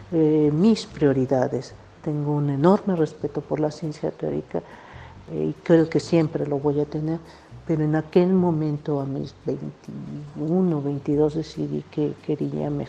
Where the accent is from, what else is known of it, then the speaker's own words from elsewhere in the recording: Xalapa, Veracruz, Mexico; also born or lived in Matías Romero, Oaxaca; Yo nací en Matías Romero, Oaxaca. Mi madre era oaxaqueña, mi padre era veracruzano y andaban de aquí para allá.